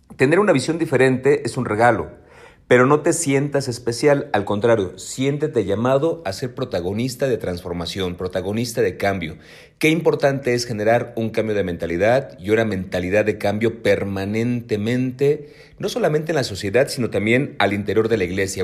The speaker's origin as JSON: {"language": "Spanish", "region": "Mexico City", "country": "Mexico", "tie": "born or raised there", "said": "soy chilango de nacimiento"}